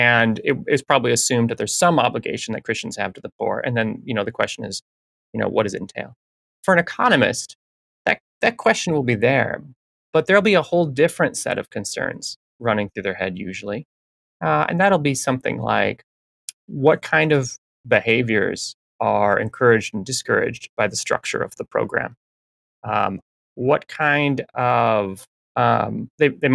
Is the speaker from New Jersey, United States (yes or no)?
no; Minnesota, United States; moved away as an adult; now in Michigan, United States; I grew up in Minnesota. I'm working in Michigan now.